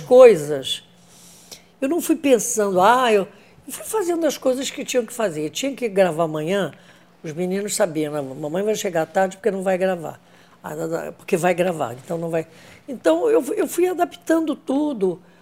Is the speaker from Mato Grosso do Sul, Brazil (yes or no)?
no; Rio de Janeiro, Brazil; born or raised there